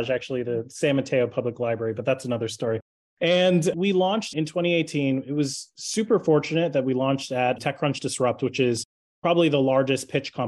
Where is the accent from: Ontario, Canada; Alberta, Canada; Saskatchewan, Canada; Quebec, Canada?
Ontario, Canada; Toronto; I was born and raised in Toronto in Canada. I'm actually Canadian